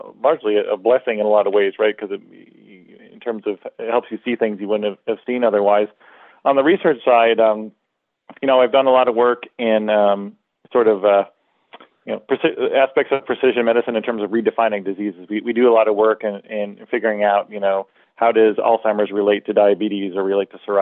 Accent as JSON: {"language": "English", "region": "Wisconsin", "country": "United States", "tie": "born or raised there", "also_born_or_lived": "Arizona / Palo Alto, California", "moved": "yes", "lives_now": "New York, United States", "said": "someone who grew up from Wisconsin"}